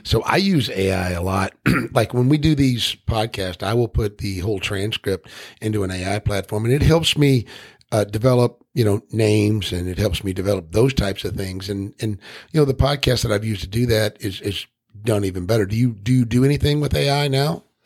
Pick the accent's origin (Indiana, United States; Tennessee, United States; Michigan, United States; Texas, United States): Tennessee, United States; I'm from Tennessee